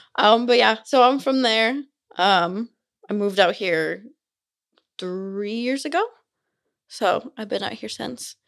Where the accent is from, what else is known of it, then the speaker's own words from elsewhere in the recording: Simi Valley, California, United States; also born or lived in Utah; now in Provo, United States; I'm from California. I'm not from here